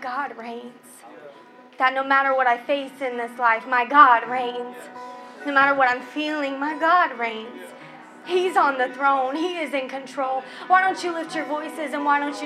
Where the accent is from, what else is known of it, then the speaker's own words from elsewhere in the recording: Oklahoma, United States; moved away; I was raised in Oklahoma. My family lives in Oklahoma